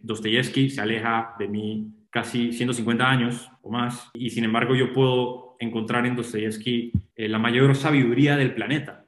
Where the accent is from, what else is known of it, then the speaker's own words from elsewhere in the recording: Panama; Yo soy panameño